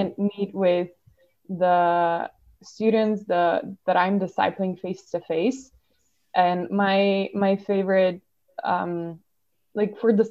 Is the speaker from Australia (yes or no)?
no; Slovenia; I am from Slovenia. I am a youth worker here